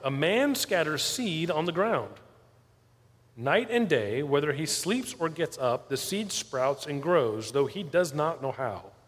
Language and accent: English; South Florida, United States; moved away as an adult; I grew up in South Florida